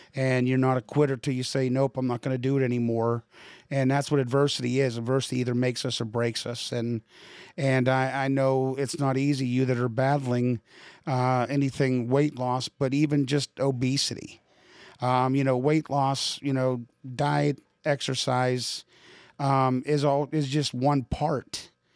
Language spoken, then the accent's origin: English; Pittsburgh, Pennsylvania, United States; moved away; also born or lived in Midwest; I'm from Pittsburgh, so I know what the East Coast is all about